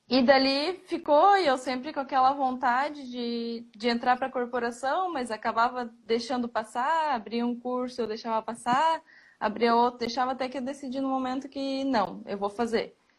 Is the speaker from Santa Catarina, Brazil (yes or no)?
yes; Joinville, Santa Catarina, Brazil; sou de Joinville, Santa Catarina